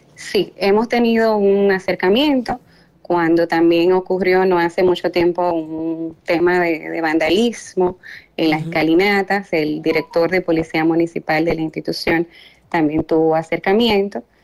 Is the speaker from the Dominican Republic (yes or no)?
yes; Dominican Republic